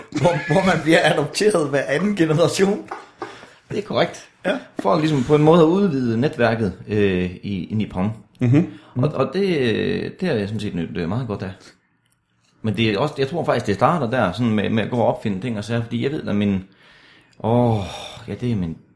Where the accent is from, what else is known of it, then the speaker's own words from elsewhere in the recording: Denmark; Ja, ja, jeg er jo fra Danmark, det kan du vel sige.